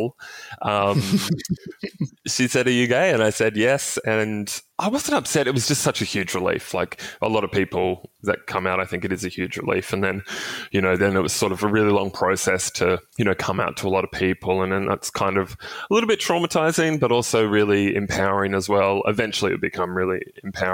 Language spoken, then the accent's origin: English; Cairns, Queensland, Australia; I grew up in Cairns, regional city up in North Queensland.